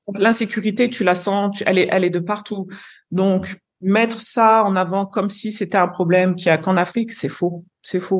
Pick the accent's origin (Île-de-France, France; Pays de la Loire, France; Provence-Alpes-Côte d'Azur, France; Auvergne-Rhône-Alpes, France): Auvergne-Rhône-Alpes, France; Lyon; moved away as an adult; also born or lived in London / Brazil / Curaçao; now in Nigeria; moi, je suis née, j'ai grandi à Lyon, d'origine capverdienne